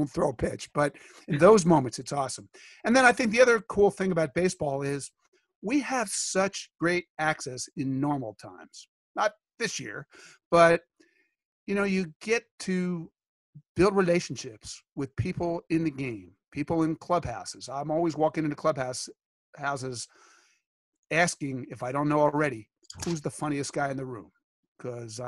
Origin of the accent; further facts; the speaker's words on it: Philadelphia, Pennsylvania, United States; growing up in Philly